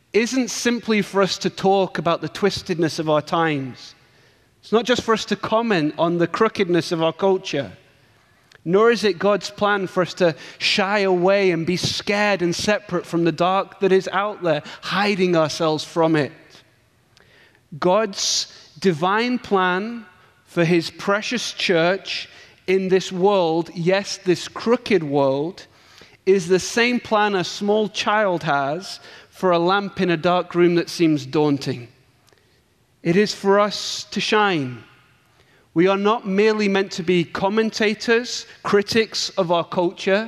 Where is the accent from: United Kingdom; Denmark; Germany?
United Kingdom; England; accent: English; my English accent